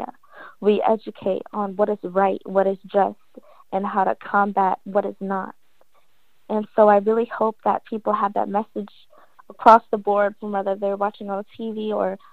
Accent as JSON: {"language": "English", "region": "New Jersey", "country": "United States", "moved": "as an adult", "said": "I'm from Jersey. My mom's side is born and raised in Philly. So even though I'm from Jersey, I do claim Jersey"}